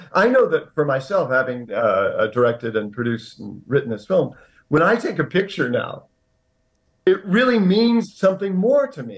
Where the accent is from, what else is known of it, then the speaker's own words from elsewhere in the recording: Indiana, United States; when I was seven years old, growing up in Indiana